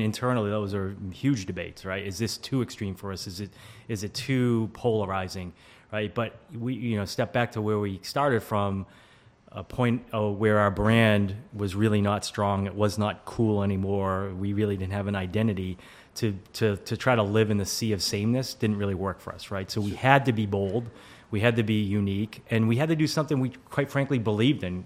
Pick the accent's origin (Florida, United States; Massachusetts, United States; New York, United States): Massachusetts, United States; Walpole; I am originally from the Boston area. Uh, grew up in Walpole, Massachusetts, small suburb outside of uh, Boston, like 20 minutes south